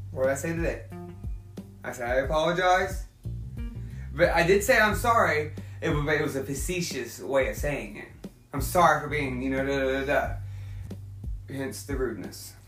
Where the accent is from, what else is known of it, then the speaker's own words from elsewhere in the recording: Oklahoma, United States; I'm from Oklahoma.